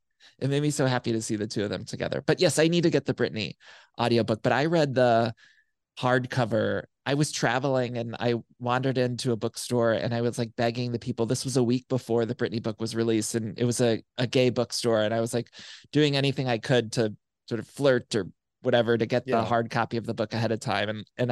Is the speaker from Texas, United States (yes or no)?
no; Solon, Ohio, United States; In my hometown of Solon, Ohio, like there was no access to gay stuff really.